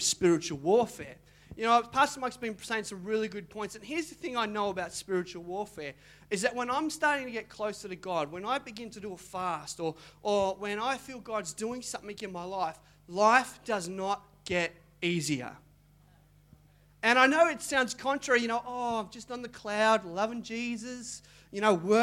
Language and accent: English; Mandurah, Western Australia, Australia; I grew up in Mandurah